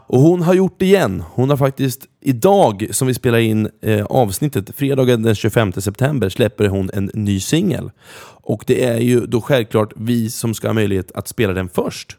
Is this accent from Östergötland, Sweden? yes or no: yes; Norrköping, Östergötland, Sweden; moved away; samma gata där jag är uppvuxen